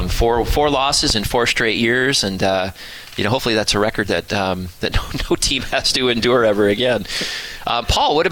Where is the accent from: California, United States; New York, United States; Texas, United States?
New York, United States; Buffalo; moved away as an adult; I grew up in Buffalo